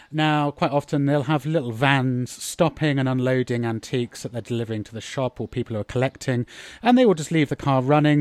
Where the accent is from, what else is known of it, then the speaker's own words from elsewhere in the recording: United Kingdom; moved away; I'm being very British